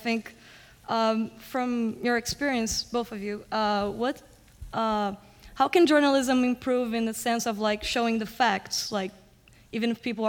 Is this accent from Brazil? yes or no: yes; Brazil; moved away; I'm a student of journalism. I'm from Brazil